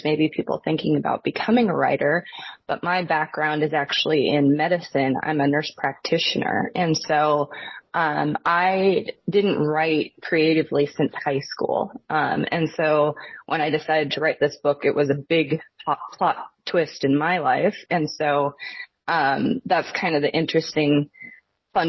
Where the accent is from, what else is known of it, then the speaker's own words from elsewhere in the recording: Newport, Washington, United States; I grew up in northern Washington